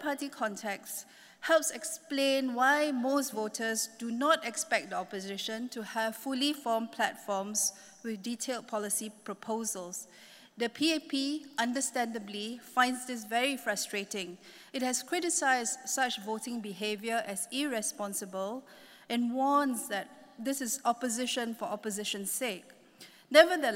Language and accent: English; Singapore; moved away as an adult; now in Hong Kong; I'm a Singaporean